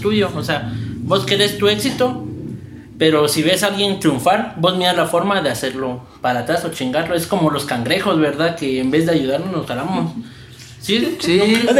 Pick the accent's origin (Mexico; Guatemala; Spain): Guatemala; nosotros guatemaltecos